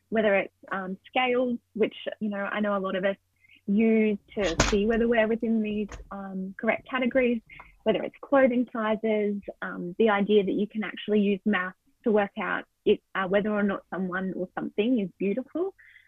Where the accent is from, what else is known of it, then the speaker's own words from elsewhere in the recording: Australia; So as an Australian, I would like to acknowledge the Aboriginal and Torres Strait Islander people of so-called Australia